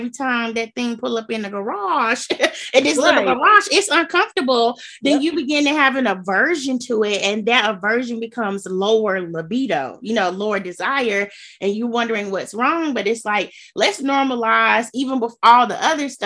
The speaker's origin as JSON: {"language": "English", "region": "Gulf Coast", "country": "United States", "said": "I'm from the Gulf Coast"}